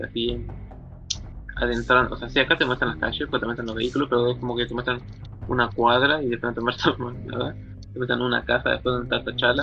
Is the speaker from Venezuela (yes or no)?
no; Argentina; nosotros somos argentinos